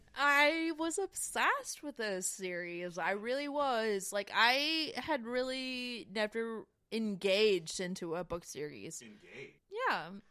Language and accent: English; Winston-Salem, North Carolina, United States; I grew up in Winston Salem